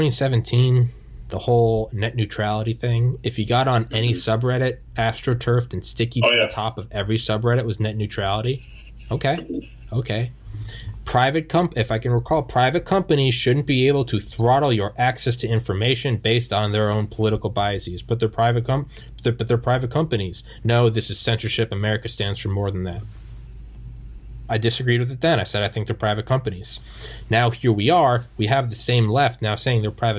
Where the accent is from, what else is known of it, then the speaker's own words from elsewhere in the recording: New England, United States; I'm from New England